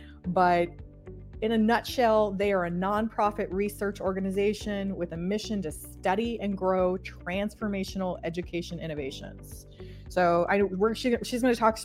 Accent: California, United States; I'm from California

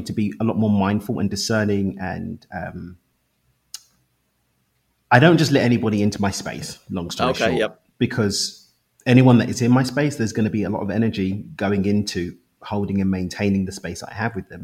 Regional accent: London, United Kingdom; accent: London; moved away as an adult; now in Cabo San Lucas, Mexico; I actually live in Cabo in Mexico, but I'm from East London in the UK. But yeah, I moved to Mexico 3 years ago.

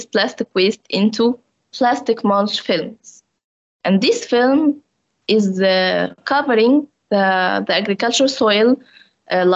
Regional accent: Egypt; moved away as an adult; I came from African country like Egypt.

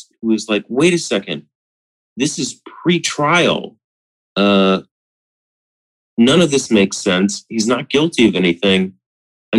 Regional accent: Florida, United States; now in Massachusetts, United States; I'm from Florida

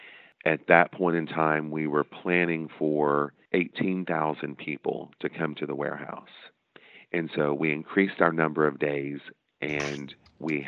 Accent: Des Arc, Arkansas, United States; my hometown of Des Arc

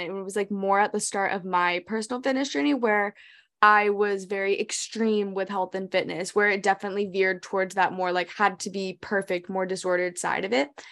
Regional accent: New Hampshire, United States; also born or lived in Hong Kong; we grew up in New Hampshire, but then we moved to Hong Kong for four years of our lives. So we were there fifth grade and middle school

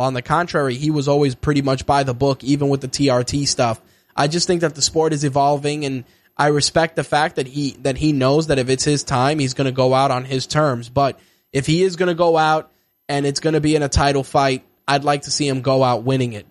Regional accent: New York City, New York, United States; as a New Yorker

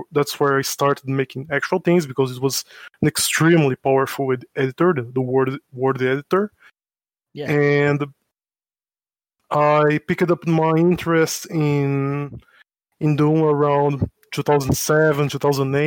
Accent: São Paulo, Brazil; English is a second language; I am from Brazil. I live in São Paulo, and that's my hometown

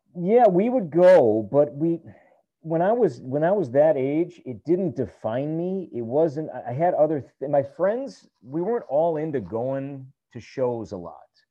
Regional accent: Chicago, Illinois, United States; moved away; I grew up in Chicago

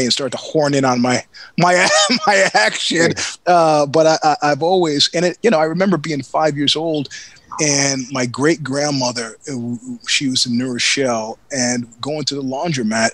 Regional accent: New York, United States; moved away as an adult; also born or lived in Stanford, California; as a New Yorker

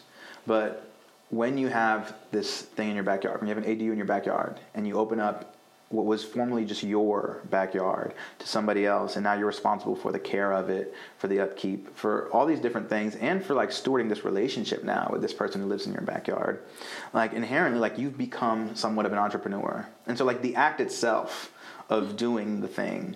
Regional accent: Fort Lauderdale, Florida, United States; moved away as an adult; now in Durham, United States; I was born in Fort Lauderdale, Florida.

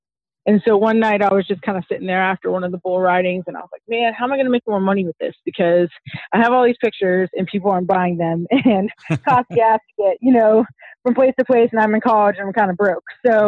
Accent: Colorado Springs, Colorado, United States; I went to high school in Colorado Springs, Colorado.

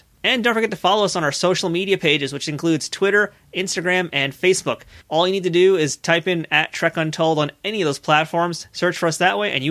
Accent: New York City, New York, United States; I'm a Queens guy

